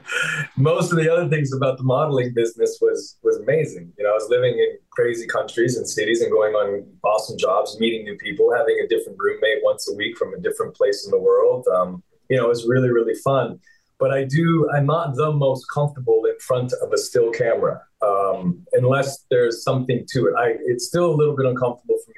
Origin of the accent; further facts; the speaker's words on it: St. Albert, Alberta, Canada; moved away as an adult; now in California, United States; growing up in St. Albert, little town connected to Edmonton, was a wonderful place to grow up.